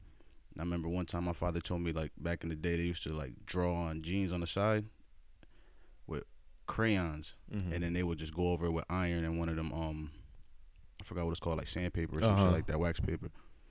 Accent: Norwalk, Connecticut, United States; born there; also born or lived in Bronx / Stamford / Bridgeport / West Haven; I was born in Norwalk. I moved to the Bronx, moved to Stanford, moved to Bridgeport, moved to West Haven, moved to Greenwich, all over the place. Not in that order, though.

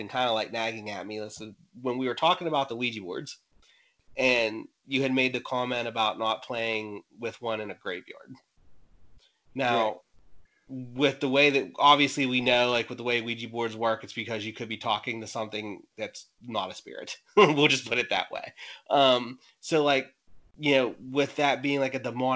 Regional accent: near Pittsburgh, western Pennsylvania, United States; I'm from that state. The opposite side, I'm on the western side near Pittsburgh.

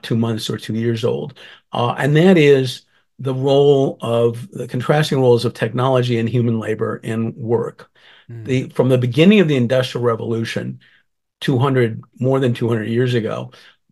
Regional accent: Northeast, United States; now in Los Angeles, United States; I grew up in the Northeast and fled frigid winters and humid summers

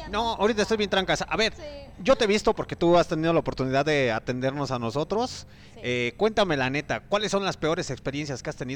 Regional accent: San Felipe, Guanajuato, Mexico; moved away as an adult; now in León, Mexico; San Felipe Torres Mochas, carnal. Saludos a mi pueblo. Ay mi me... pueblo San Felipe Torres Mochas.

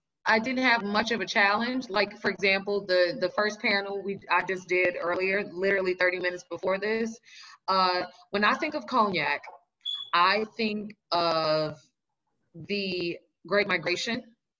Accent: Los Angeles, California, United States; now in New York, United States; I'm originally from Los Angeles. And I then did the migration to New York. I've always wanted to live in New York.

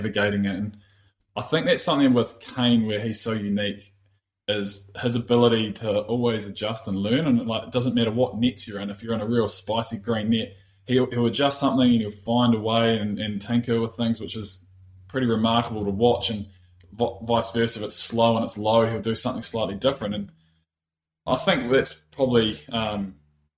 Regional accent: Christchurch, Canterbury, New Zealand; also born or lived in England; we grew up in Christchurch, like you mentioned, and every winter was rugby

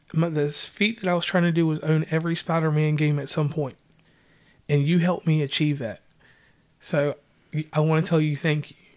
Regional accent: Virginia, United States; now in West Virginia, United States; I hail from Virginia, but I'm a West Virginian. I've been here so long that they call me West Virginian

